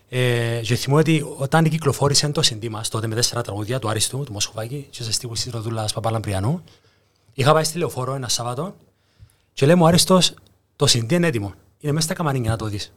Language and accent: Greek; Cyprus; also born or lived in Greece; επέστρεψα πάνω Κύπρο